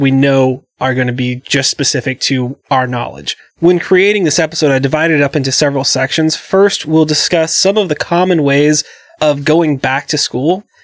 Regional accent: the South, United States; growing up in the South

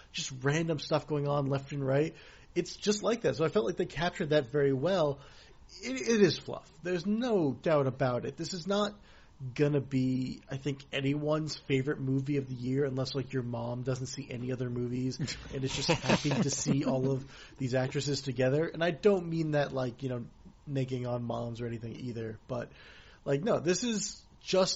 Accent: Boston, Massachusetts, United States; when I was a kid growing up in New England

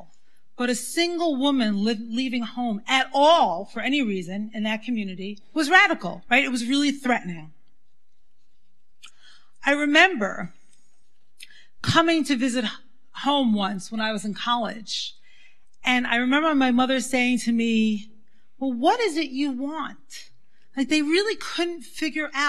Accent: New York City, New York, United States; I grew up in the Syrian Jewish community in Brooklyn

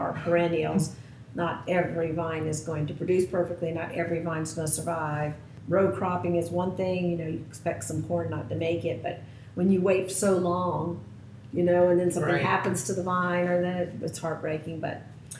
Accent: Florence, South Carolina, United States; the church I grew up in Florence, South Carolina, is Transfiguration Greek Orthodox Church.

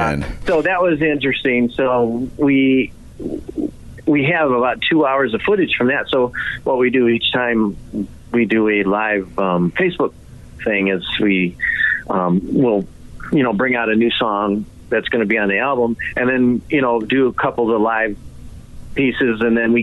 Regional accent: Mackinac Island area, Michigan, United States; now in Florida, United States; Well, that's where the area I'm from.

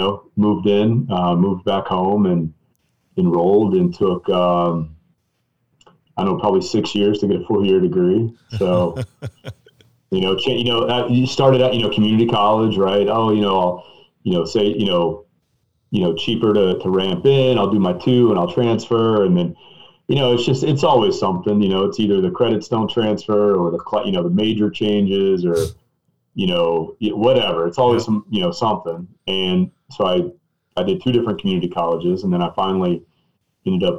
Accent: East Tennessee, United States; I'm from East Tennessee

